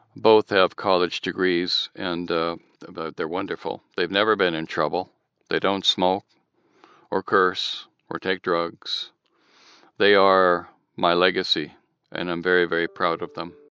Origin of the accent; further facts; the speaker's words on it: Southern California, United States; born or raised there; also born or lived in Michigan